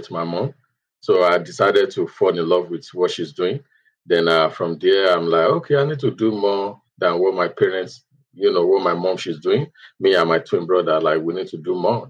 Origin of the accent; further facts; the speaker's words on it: Ondo, Nigeria; moved away as an adult; also born or lived in Lagos, Nigeria; now in United States; I'm from Mondo State, Nigeria. Then I was based with my mom in Mondo State.